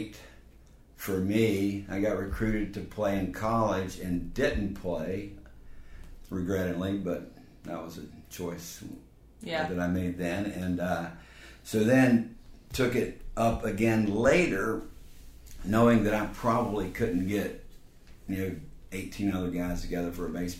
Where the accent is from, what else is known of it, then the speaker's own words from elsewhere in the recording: Raleigh, North Carolina, United States; I was born in Raleigh.